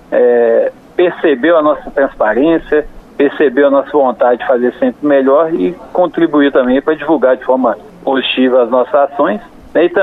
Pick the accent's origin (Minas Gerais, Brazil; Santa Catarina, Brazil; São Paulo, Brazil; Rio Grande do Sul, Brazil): Minas Gerais, Brazil; São João del Rei; born there; localizada em São João del Rei e a cidade onde eu nasci.